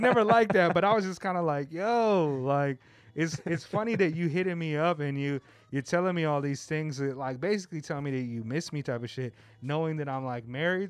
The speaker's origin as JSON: {"language": "English", "region": "Southern California", "country": "United States", "tie": "born or raised there", "moved": "yes", "lives_now": "Japan", "said": "I grew up in Southern California"}